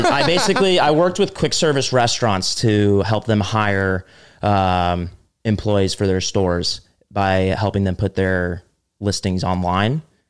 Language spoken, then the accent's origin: English; New Jersey, United States; moved away as an adult; also born or lived in Connecticut; I'm from Jersey.